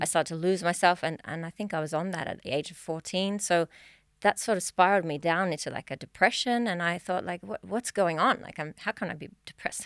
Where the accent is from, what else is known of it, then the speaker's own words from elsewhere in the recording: Australia; now in Sweden; I'm from Australia, if you didn't catch the accent.